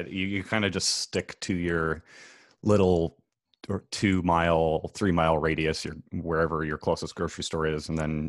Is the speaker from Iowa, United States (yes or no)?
yes; Fairfield, Iowa, United States; moved away as an adult; now in Los Angeles, United States; It's called Fairfield, Iowa. It's southeast Iowa, about an hour south of University of Iowa, Iowa City.